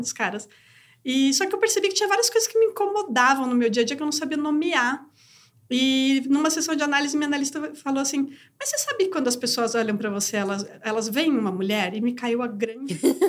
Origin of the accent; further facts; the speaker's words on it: Brazil; nasci mulher no Brasil